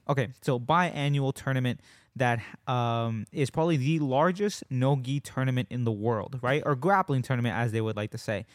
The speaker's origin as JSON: {"language": "English", "country": "United States"}